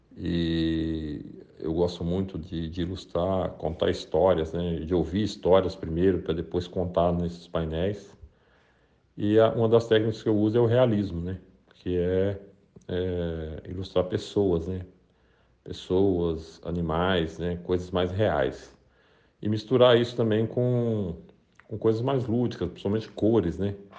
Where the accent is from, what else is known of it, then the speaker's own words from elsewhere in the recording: Brazil; a gente como brasileiro